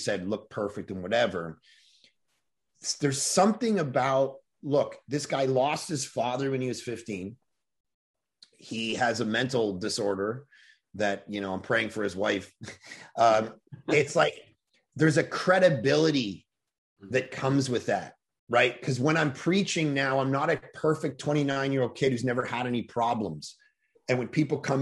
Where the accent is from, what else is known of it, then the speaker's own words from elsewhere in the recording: Toronto, Ontario, Canada; now in West Coast, Canada; I grew up in Toronto